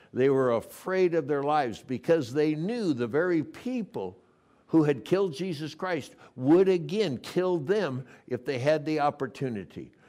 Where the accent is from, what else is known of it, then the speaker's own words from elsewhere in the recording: Coronado, California, United States; that's my hometown. I went to high school there